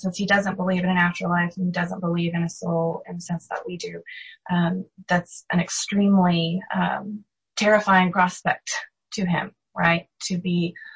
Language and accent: English; United States; As American Christians